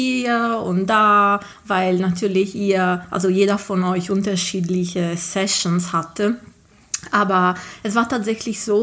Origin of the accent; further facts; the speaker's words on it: Ghilarza, Sardinia, Italy; German is a second language; ich bin äh, Italienerin und komme aus Sardinien äh, ursprünglich. Also meine, ähm, aus einem kleinen Dorf, ähm, das heißt Gilarza